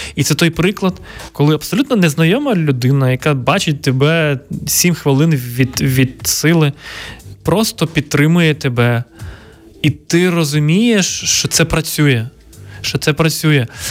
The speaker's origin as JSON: {"language": "Ukrainian", "region": "Ivano-Frankivsk Oblast", "country": "Ukraine", "tie": "born or raised there", "said": "мого рідного міста на Івано-Франківщині"}